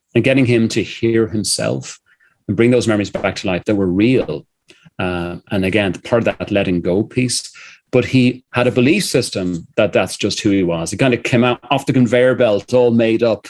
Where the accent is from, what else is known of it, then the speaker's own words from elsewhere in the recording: Ireland; I'm an Irishman